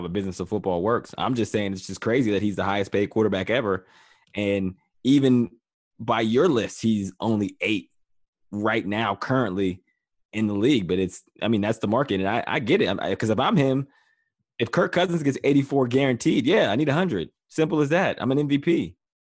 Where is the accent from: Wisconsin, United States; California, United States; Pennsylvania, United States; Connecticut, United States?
Pennsylvania, United States; Western; moved away as an adult; now in Ohio, United States; I am from Western Pennsylvania, and I say that because I grew up in Steeler country.